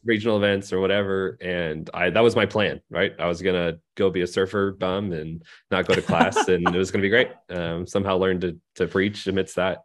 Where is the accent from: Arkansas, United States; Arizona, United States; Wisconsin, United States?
Arizona, United States; Phoenix; moved away as an adult; also born or lived in Seattle, Washington; now in Bakersfield, United States; I grew up in Phoenix